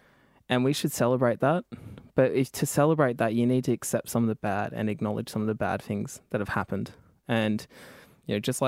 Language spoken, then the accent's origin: English; New South Wales, Australia; I knew I was from Kamilaroi country